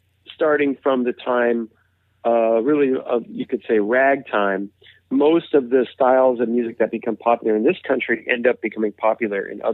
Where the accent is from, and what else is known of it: United States